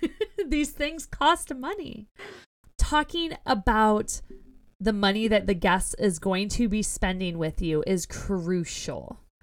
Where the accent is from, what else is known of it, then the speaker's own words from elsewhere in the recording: Ohio, United States; we're both from Ohio, so we're used to potholes in our roads